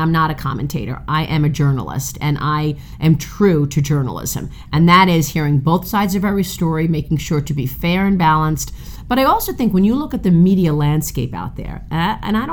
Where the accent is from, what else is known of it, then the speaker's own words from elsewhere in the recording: New York City, New York, United States; I'm from Brooklyn, and my dad had started a restaurant